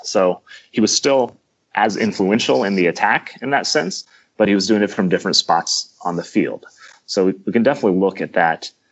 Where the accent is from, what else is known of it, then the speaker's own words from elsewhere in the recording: Kansas City, United States; I'm from the Kansas City area